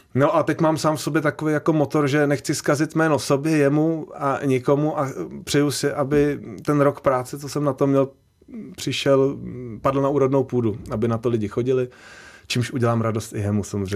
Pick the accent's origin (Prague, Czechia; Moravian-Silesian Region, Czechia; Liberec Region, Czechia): Prague, Czechia; on bydlel s náma v domě, když jsem byl malý ve Strašnicích